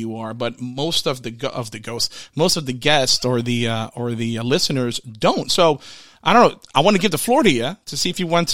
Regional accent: Orlando, Florida, United States; I'm from the Orlando area

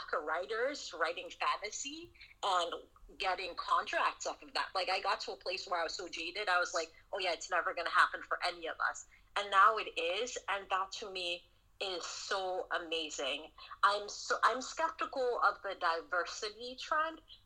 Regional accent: Sierra Leone; also born or lived in Southern United States; now in United States; I grew up in Sierra Leone, West Africa. I grew up, you know, during the Civil War

